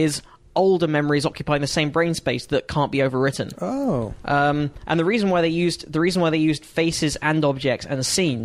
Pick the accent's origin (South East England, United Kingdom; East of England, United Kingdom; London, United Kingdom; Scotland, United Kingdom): London, United Kingdom; also born or lived in Hampstead / Northwood / Crouch End / Muswell Hill; I was born in Hampstead. I grew up in Stanmore and then Northwood, which is near Watford